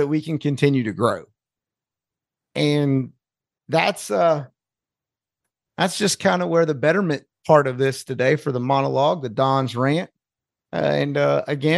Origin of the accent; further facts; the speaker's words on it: North Carolina, United States; I'm from North Carolina, and that's just not how we say it in North Carolina